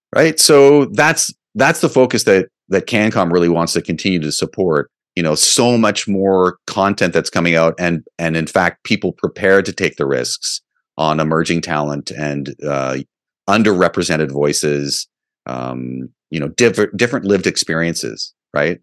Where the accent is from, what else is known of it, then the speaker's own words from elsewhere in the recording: Canada; as a Canadian comic